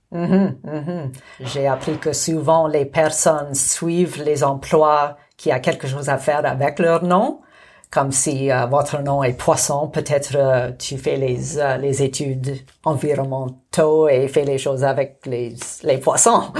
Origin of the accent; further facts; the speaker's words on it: Montreal, Quebec, Canada; first language English; French is a second language; moved away as an adult; also born or lived in Jasper, Alberta / Calgary, Alberta; now in Nakusp, Canada; je suis née à Jasper, et puis, euh, j'ai fait mon enfance à Calgary, mais à l'âge de 10 ans, j'ai déménagé à Montréal. Et alors, j'ai passé une décennie à Montréal